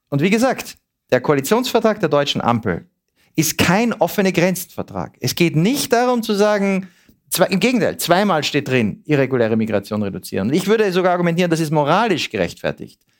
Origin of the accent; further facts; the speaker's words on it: Switzerland; Das wollen wir als Schweizer ja auch nicht, dass unsere Polizei sich so verhält.